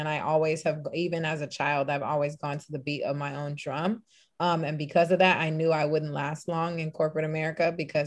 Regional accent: Los Angeles, California, United States; I'm born and raised in Los Angeles. Actually, LA people would say the Valley, 818 San Fernando Valley

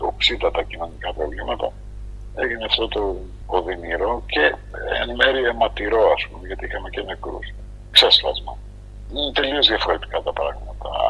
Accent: Istanbul, Turkey; now in Greece

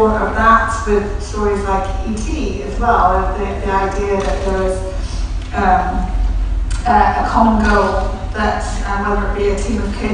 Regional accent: Wales, United Kingdom; we come from Wales, we're surrounded by storytellers all the time, right, it's in, it's in our blood

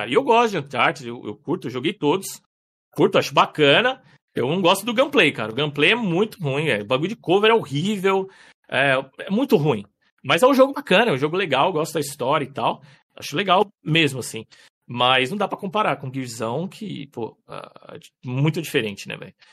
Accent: São Paulo, Brazil; also born or lived in Paraná; Eu, na verdade, assim, eu sou nascido no Paraná, né? Nasci no Paraná com 5 anos, eu me mudei pra São Paulo e fui criado ali em São Paulo, ali, na, na zona leste, ali, extremo leste, ali, Vila Itaim e tal.

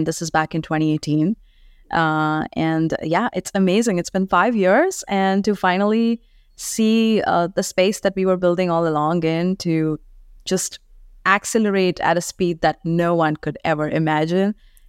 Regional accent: India; I'm from India, born and brought up there. My dad was in the armed forces, so traveled all across the country.

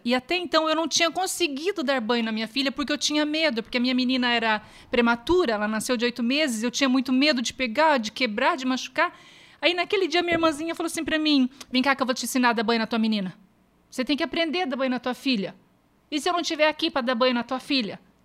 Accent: Ubiratã, Paraná, Brazil; Eu sou de Ubiratã, uma cidadezinha perto daqui, 90 quilômetros daqui

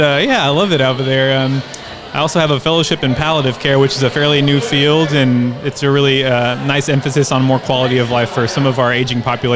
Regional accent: Victoria, Texas, United States; moved away; also born or lived in Corpus Christi, Texas; I'm from Victoria, but I was born in Corpus, and my wife and I just relocated back down to Corpus

